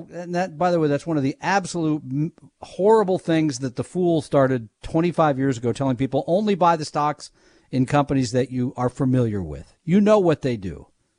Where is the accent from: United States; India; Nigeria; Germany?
United States; I'm an American